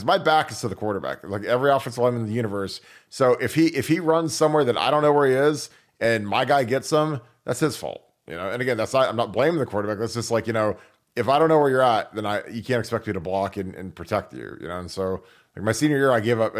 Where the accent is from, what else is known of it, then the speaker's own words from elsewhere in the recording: Naples, Florida, United States; Hello from Fort Myers. I love Fort Myers. I grew up in Naples